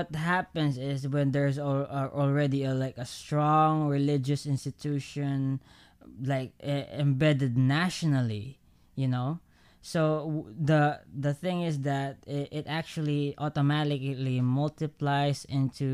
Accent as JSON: {"language": "English", "country": "Philippines"}